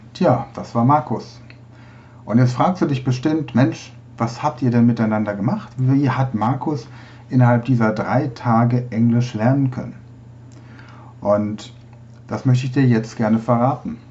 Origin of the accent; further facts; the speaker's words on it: Bolzano, Trentino-Alto Adige, Italy; ich komme aus Bozen, Südtirol